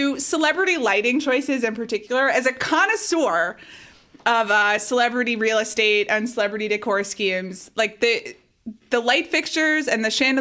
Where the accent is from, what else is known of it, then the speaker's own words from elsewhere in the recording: Atlanta, Georgia, United States; also born or lived in New York City, United States; now in Los Angeles, United States; I grew up in Atlanta, and there was always not a country club, but the neighborhood pool that you could join